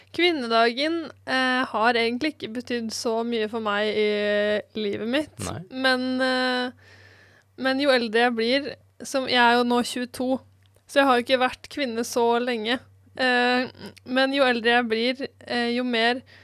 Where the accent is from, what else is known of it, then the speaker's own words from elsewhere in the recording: Eastern Norway, Norway; now in Bergen, Norway; Jeg har i hvert fall aldri opplevd å måtte bruke brodder hjemme på Østlandet